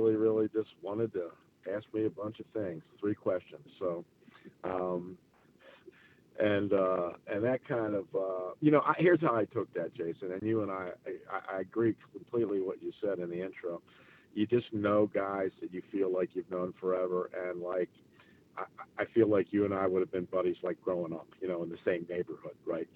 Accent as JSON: {"language": "English", "region": "Maryland", "country": "United States", "moved": "yes", "lives_now": "Charlotte, United States", "said": "that's my stomping grounds up there, where I'm kind of from. I'm from Maryland"}